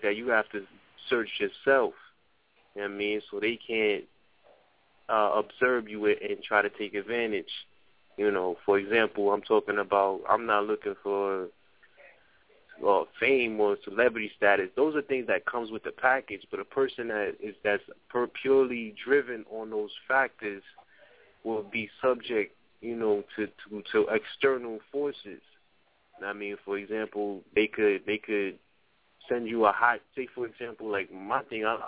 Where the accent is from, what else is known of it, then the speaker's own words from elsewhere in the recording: New York City, New York, United States; I'm from the Bronx, man. That's my hometown